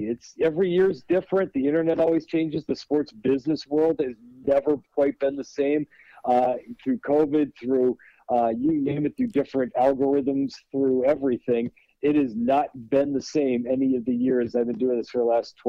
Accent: Minneapolis, Minnesota, United States; moved away as an adult; also born or lived in Wisconsin; now in Chicago, United States; I grew up in Minneapolis. Okay. My dad worked in colleges all his life, so I've grown up on college campuses all my life. So I grew up in Minneapolis.

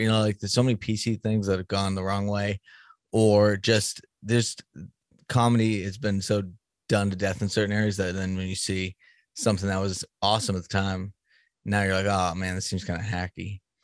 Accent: Boston, Massachusetts, United States; moved away; I'm from Boston originally

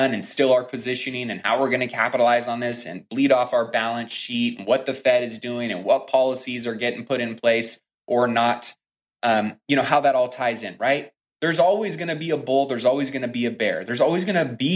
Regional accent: United States; we as the American people

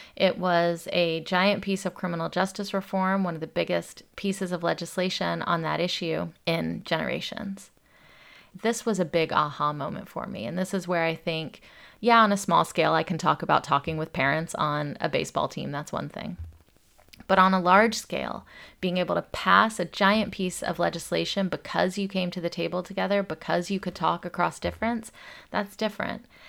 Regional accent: Atlanta, Georgia, United States; When I grew up in Atlanta, Georgia, it's a black and white South, and I came from Indian immigrant parents.

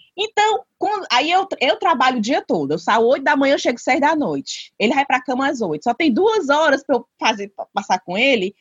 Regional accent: Brazil; moved away; eu sou brasileira

